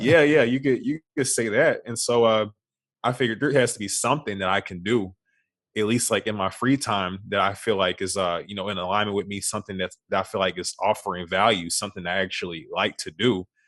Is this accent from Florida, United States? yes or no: no; Beaumont, Texas, United States; moved away as an adult; now in Houston, United States; I was born and raised in Beaumont, Texas